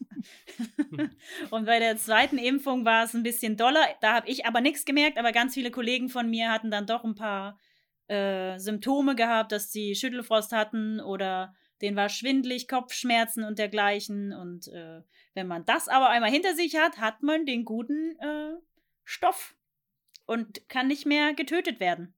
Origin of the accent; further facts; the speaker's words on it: Thuringia, Germany; moved away as an adult; ich komme aus Thüringen und deswegen war ich da sonst äh, kindermäßig immer im Belantis